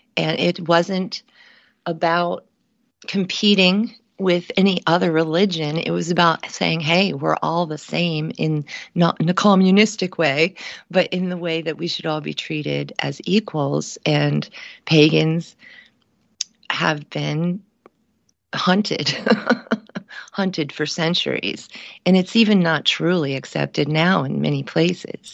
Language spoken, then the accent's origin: English; Cincinnati, Ohio, United States; moved away; my hometown of Cincinnati, Ohio